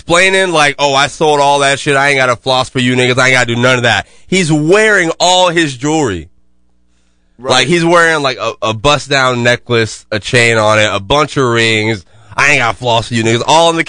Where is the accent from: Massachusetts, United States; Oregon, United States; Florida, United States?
Florida, United States; Jacksonville; I'm from Jacksonville.